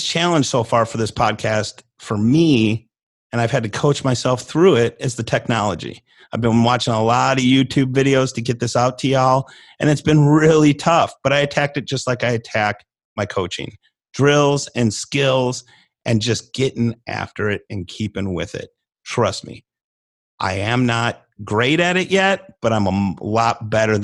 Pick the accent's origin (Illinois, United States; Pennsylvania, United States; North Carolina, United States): Illinois, United States; now in North Texas, United States; I am from Illinois, but I've been in North Texas here for off and on 25 years.